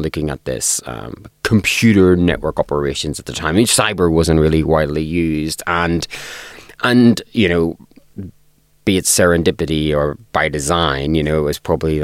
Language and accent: English; Northern Ireland, United Kingdom; I grew up in Northern Ireland, and I grew up in Northern Ireland during the Troubles